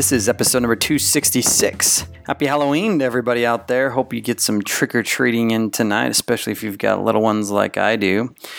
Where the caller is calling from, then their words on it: Philippines; English is a second language; I'm from the Philippines and my family never talk about money.